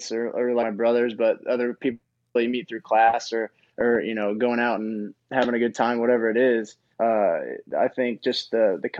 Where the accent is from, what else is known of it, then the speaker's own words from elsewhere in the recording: Bloomington, Indiana, United States; moved away as an adult; now in Würzburg, Germany; I grew up in Bloomington my whole life